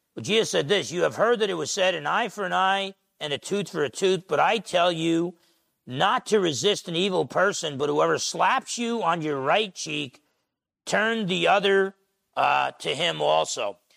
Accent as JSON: {"language": "English", "area": "Essex County", "region": "New Jersey", "country": "United States", "tie": "born or raised there", "said": "Growing up in Essex County, New Jersey"}